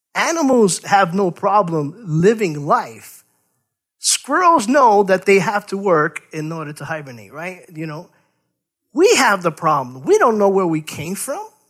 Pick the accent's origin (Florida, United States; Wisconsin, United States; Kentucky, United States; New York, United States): New York, United States; New York City; growing up in New York City, we played stickball.